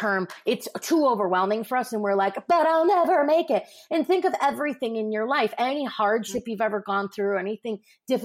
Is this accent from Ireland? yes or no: no; Midwest, United States; I grew up in the Midwest